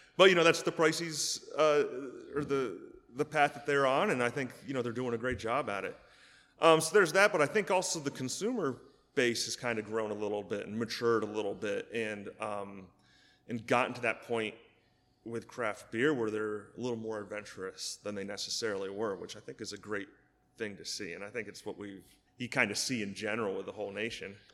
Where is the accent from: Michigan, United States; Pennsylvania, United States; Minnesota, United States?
Pennsylvania, United States; State College; I was born and raised in State College. Went to State High, of course.